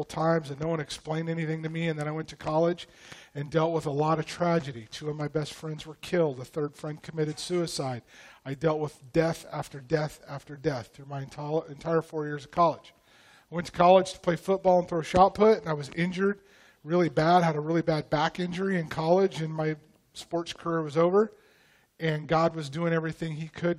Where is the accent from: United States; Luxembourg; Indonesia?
United States; Post Falls, Idaho; In a little town, my hometown, called Post Falls, Idaho, of about 12,000 people